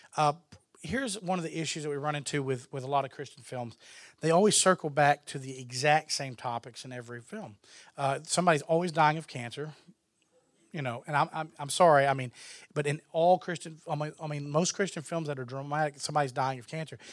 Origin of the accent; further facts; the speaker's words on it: Texas, United States; I'm from Texas